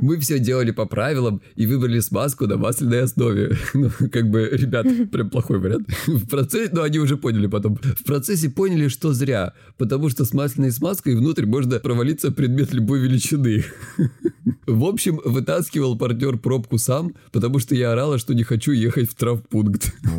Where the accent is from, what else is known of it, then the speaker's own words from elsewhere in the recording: Krasnodar Krai, Russia; я с Кубани